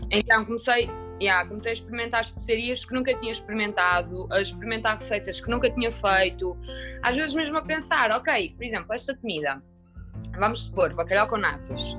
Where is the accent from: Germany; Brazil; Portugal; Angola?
Portugal; Minho, Norte; eu que venho do Minho, sou minhota